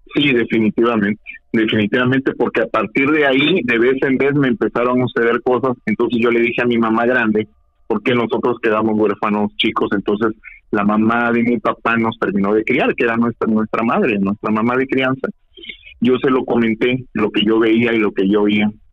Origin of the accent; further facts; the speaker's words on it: Mexico; yo soy mexicano, nacido aquí